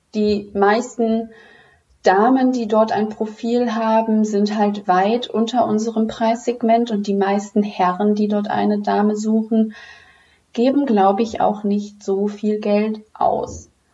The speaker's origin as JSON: {"language": "German", "town": "Düsseldorf", "region": "North Rhine-Westphalia", "country": "Germany", "said": "komme aus Düsseldorf"}